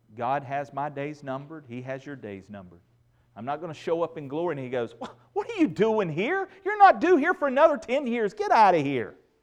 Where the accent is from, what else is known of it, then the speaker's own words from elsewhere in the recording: United States; growing up in Redneck, Randolph County